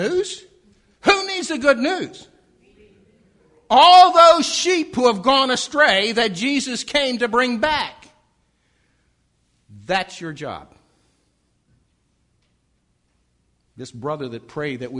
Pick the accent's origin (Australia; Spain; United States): United States; Baltimore, Maryland; moved away